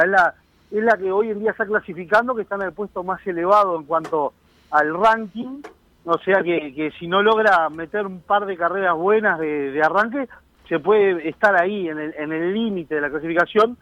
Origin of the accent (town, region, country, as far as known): Uruguay